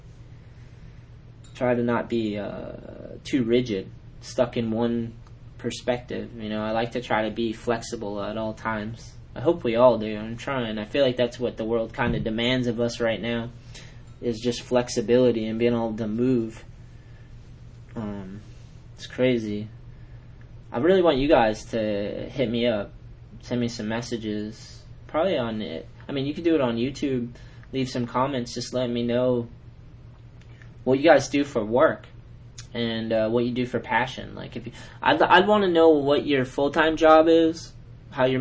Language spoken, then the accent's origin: English; New England, United States; I'm from New England